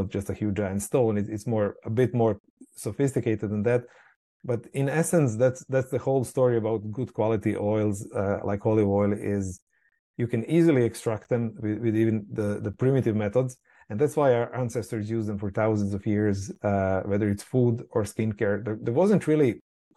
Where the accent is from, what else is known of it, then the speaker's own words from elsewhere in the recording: Croatia; moved away; I'm from Croatia originally, coming from a, you know, small Mediterranean island. And obviously everyone has olives. Everyone makes their own olive oil. So that's just reality that I kind of grew up